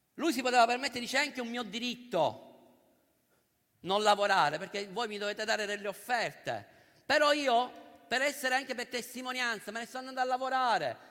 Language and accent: Italian; Sicily, Italy; noi che siamo siciliani e che ci troviamo qua a Roma